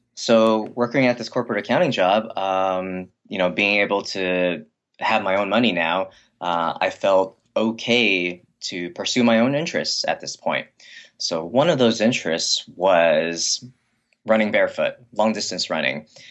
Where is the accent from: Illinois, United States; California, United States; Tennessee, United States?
California, United States; Hacienda Heights; I was, I was raised in Hacienda Heights. It's a very quiet, uh, upper middle class Chinese American neighborhood in the Los Angeles area.